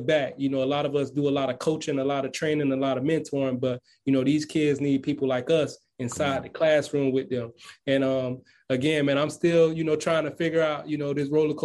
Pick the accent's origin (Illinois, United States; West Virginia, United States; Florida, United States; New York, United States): Florida, United States; Miami; I'm from Miami, Florida, you know, to be exact, Carroll City